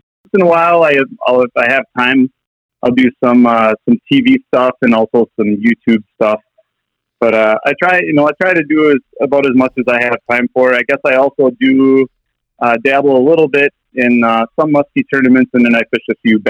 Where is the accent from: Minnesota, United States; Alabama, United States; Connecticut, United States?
Minnesota, United States; Minneapolis; also born or lived in Wisconsin; We moved from Wisconsin to the Minneapolis area in 1987, so in second grade, and so I've lived in Minnesota almost my entire life